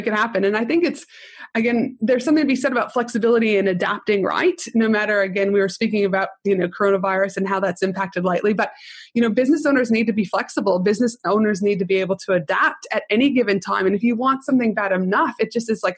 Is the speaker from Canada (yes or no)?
yes; Canada; also born or lived in United States; now in Australia; I'm Canadian, I did my uni in the United States